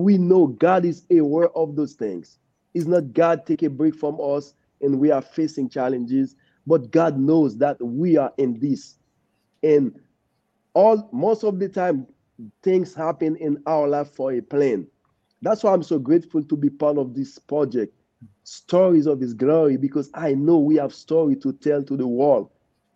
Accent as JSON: {"language": "English", "country": "Haiti", "tie": "born or raised there", "moved": "yes", "said": "growing up in Haiti in a poor family"}